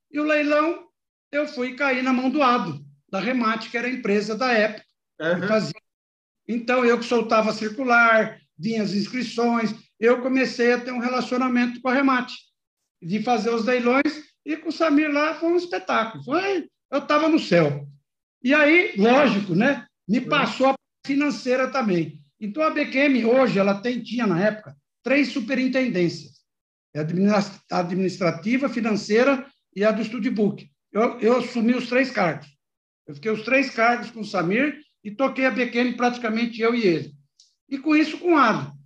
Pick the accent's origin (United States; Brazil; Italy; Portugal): Brazil; Garça, São Paulo; moved away as an adult; also born or lived in Jaboticabal; eu aí cresci em Garça